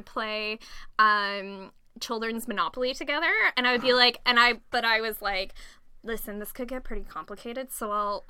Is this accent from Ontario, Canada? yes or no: yes; Ontario, Canada; it was in Toronto, because I'm from Ontario.